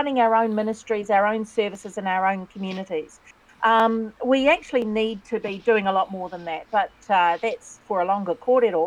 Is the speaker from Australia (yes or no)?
no; Taranaki, New Zealand; also born or lived in Waikato; It was that rare growing up in Taranaki, but that's a small town